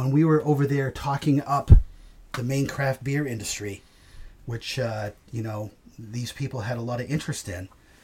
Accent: Maine, United States; We're from Maine

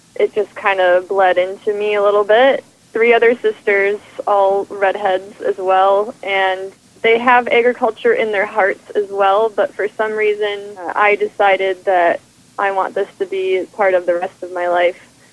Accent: Minnesota, United States; also born or lived in Vermont; we're dairy farmers from Minnesota

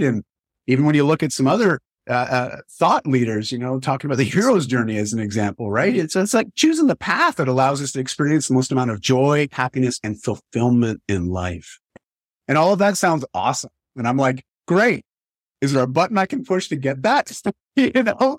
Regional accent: Canada; I grew up in Canada. I still live in Canada

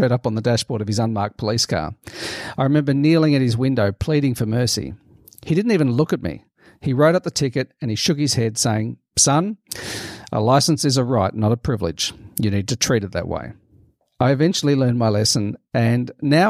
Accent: Melbourne, Victoria, Australia; my hometown of Melbourne, in Australia

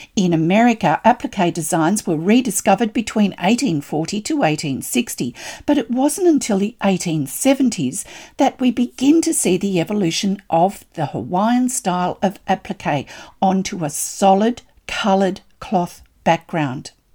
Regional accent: Australia

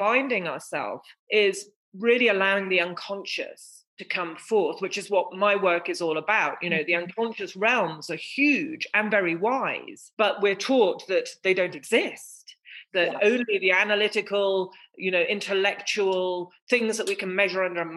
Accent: England, United Kingdom; I was born in England, I was the fruit of my mother's dream, an English rose

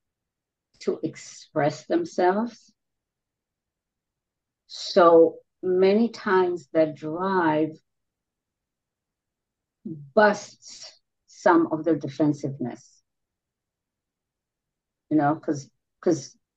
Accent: Israel; moved away as an adult; also born or lived in New York City; I was born and raised in Israel, and there I worked on big stages

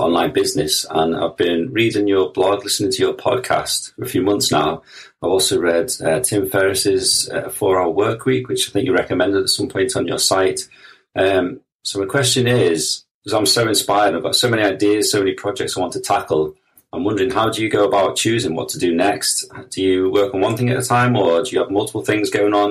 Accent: Liverpool, North West England, United Kingdom; I'm from Liverpool in the U K.

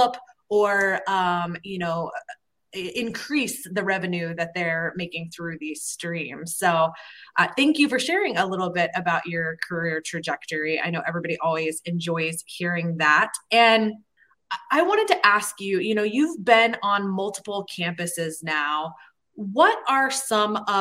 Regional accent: Atlanta, Georgia, United States; moved away; also born or lived in Florida; I grew up in Atlanta.

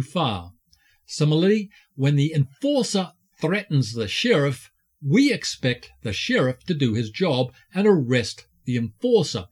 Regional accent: New Zealand; I'm a Kiwi

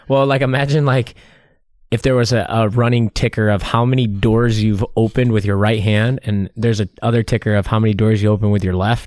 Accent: Michigan, United States; I'm from Michigan

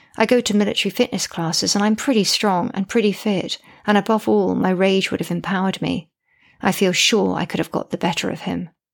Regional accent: United Kingdom; I'm British and female

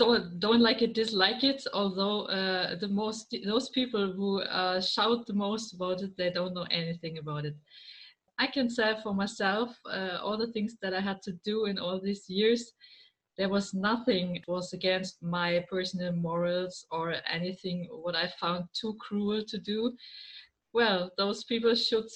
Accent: Germany; I'm from Germany. I live in the middle of Germany

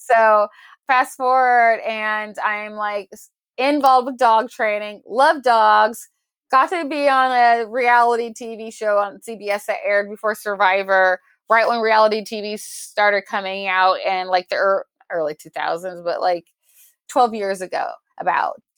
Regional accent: Portland, Oregon, United States; born and raised in Portland, Oregon, the Pacific Northwest

